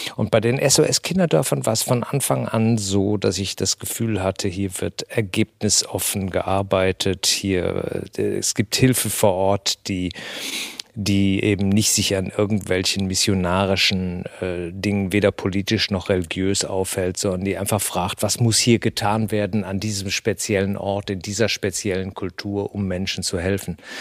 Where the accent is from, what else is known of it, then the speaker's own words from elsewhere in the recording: Germany; hier bei uns in Deutschland